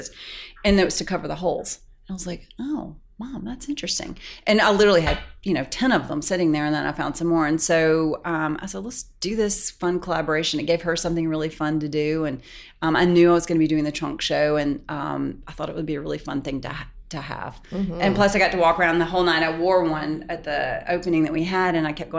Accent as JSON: {"language": "English", "town": "Pickens", "region": "South Carolina", "country": "United States", "tie": "born or raised there", "moved": "yes", "said": "I grew up in a tiny town in Pickens, South Carolina. On a farm"}